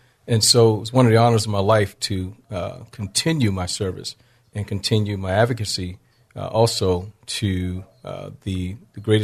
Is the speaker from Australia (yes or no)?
no; Augusta, Georgia, United States; moved away as an adult; also born or lived in Washington, D.C. / San Diego, California; I grew up in Augusta, Georgia, born in Washington, D.C.